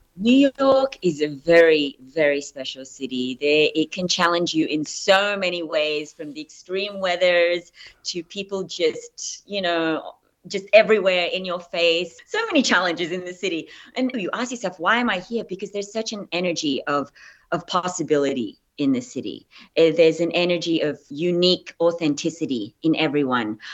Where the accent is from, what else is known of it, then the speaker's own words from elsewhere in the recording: Australia; accent: Australian; moved away as an adult; also born or lived in Philippines; now in United States; I'm Filipino. I was raised in Australia